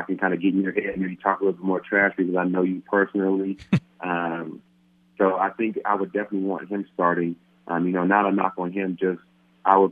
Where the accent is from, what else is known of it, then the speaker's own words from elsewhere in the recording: Fontana, California, United States; moved away as an adult; now in Denver, United States; my hometown of Fonda, California